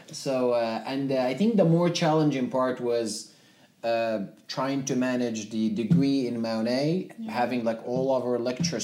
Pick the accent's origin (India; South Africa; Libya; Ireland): Libya; Zuwara, Nuqat al Khams; first language Tamazight; English is a second language; moved away as an adult; also born or lived in Ottawa, Canada; now in Atlantic Canada; I grew up in Libya. Okay. My city is called Zwara. Yeah, I am native North African, so my uh, first language is uh, Tamazight.